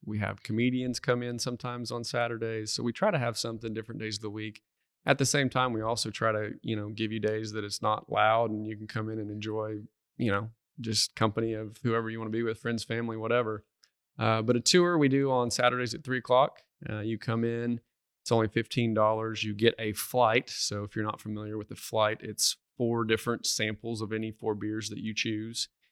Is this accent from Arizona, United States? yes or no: no; Duncan, Oklahoma, United States; moved away as an adult; now in Stillwater, United States; I'm originally from Duncan, Oklahoma